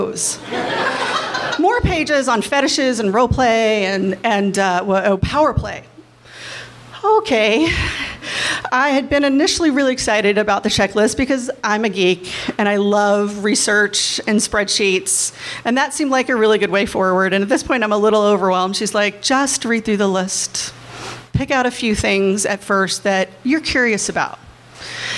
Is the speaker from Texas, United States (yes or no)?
no; Kentucky, United States; I'm from Kentucky. I went to Catholic schools